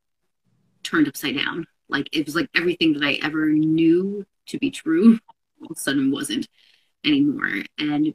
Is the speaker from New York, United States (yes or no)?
yes; New York metro area, United States; also born or lived in Seattle; we're both here from the New York metro area.